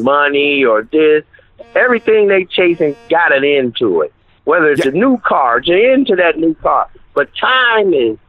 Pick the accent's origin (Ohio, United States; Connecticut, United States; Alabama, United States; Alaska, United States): Ohio, United States; Akron; I'm from Akron, Ohio